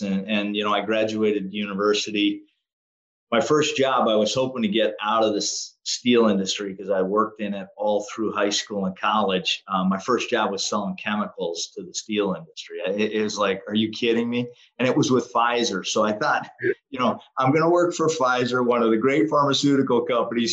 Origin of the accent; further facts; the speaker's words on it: Western Pennsylvania, United States; I grew up in Western Pennsylvania